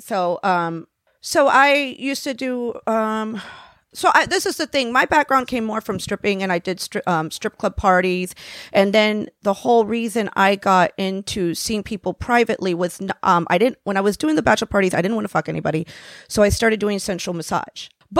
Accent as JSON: {"language": "English", "region": "Florida", "country": "United States", "tie": "born or raised there", "said": "I was raised down in Florida."}